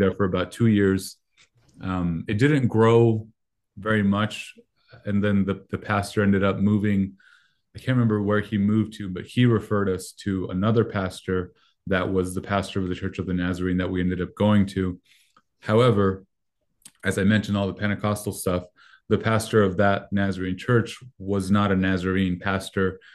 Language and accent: English; Mexico; first language Spanish; English is a second language; moved away; I'm Mexican, um, American citizenship, but I was born in Mexico